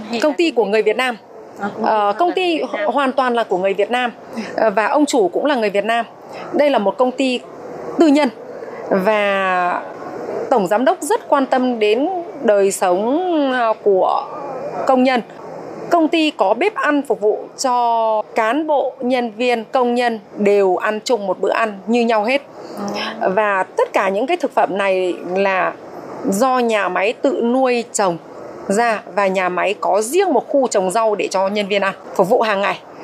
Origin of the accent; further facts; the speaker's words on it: Vietnam; now in Taiwan; người Việt mình